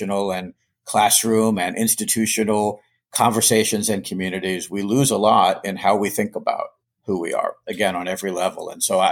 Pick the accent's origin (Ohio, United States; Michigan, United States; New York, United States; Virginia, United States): Virginia, United States; Charlottesville; now in Boston, United States; I grew up in Virginia, childhood in Virginia